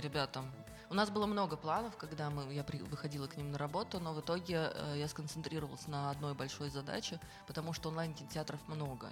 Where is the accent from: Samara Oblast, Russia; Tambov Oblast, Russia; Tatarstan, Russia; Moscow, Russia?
Tatarstan, Russia; Kazan; я, например, наполовину татарка, наполовину нет, и э, все равно я выросла в, в этой среде